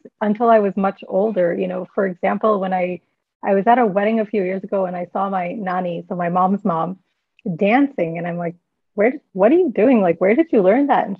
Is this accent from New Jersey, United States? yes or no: no; Chicago, Illinois, United States; moved away; also born or lived in India; I'm of Indian Pakistani descent, and so that means my grandparents were Indian, my parents are Pakistani, and then I was born in Chicago